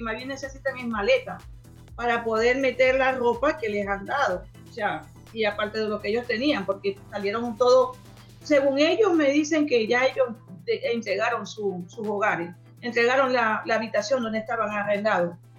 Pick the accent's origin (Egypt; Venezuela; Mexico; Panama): Venezuela; now in Chile; nuestras familias que están en Venezuela